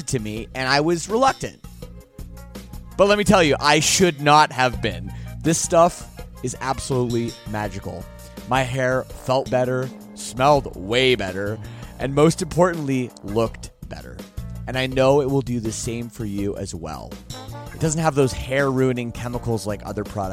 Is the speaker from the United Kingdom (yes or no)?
no; Canada; I'm Canadian